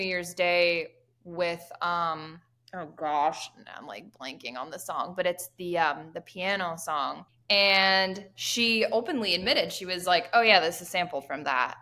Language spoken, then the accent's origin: English; Pennsylvania, United States; I am from Pennsylvania